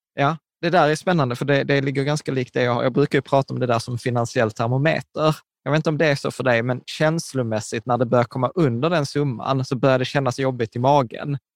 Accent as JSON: {"language": "Swedish", "region": "Skåne", "country": "Sweden", "accent": "Scanian (skånska)", "said": "på skånska och med skitdålig dialekt"}